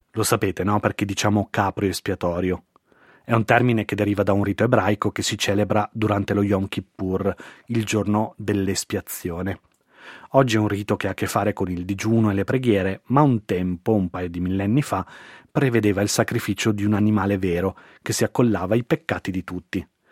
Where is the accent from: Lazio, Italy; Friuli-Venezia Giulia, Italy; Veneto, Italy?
Veneto, Italy; now in Milan, Italy; sono veneto, ci beviamo un po' tutto da quelle parti